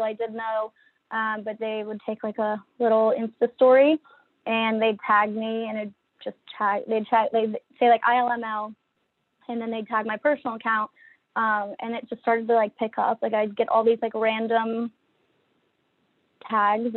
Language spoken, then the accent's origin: English; Annapolis, Maryland, United States; moved away as an adult; also born or lived in Virginia / Washington, D.C. area; I'm from Annapolis, Maryland. Born and raised there.